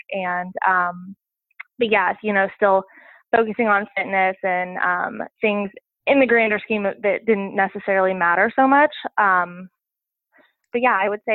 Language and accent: English; Southern Illinois, United States; moved away as an adult; also born or lived in Virginia; I grew up in Southern Illinois and, you know, my grandparents live right next door.